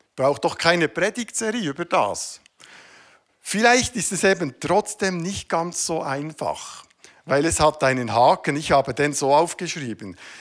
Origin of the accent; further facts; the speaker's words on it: Switzerland; Ich bin Schweizer. Das gehört zu meiner Identität.